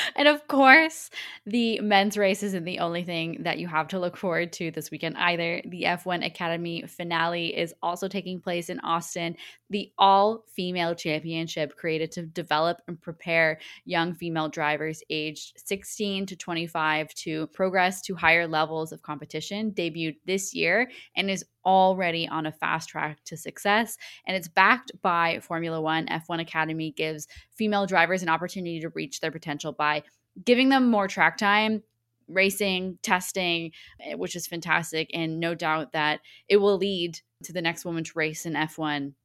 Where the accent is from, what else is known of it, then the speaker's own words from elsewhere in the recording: Canada; accent: Canadian; my Canadian accent